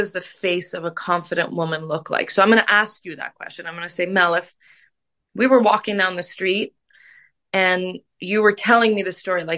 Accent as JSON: {"language": "English", "country": "Canada", "tie": "born or raised there", "said": "We grew up together in Canada."}